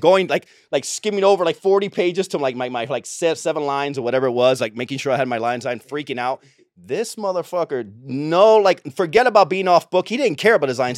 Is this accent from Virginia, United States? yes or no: no; Tampa, Florida, United States; moved away as an adult; also born or lived in Cuba / Miami / Los Angeles; I grew up in Tampa.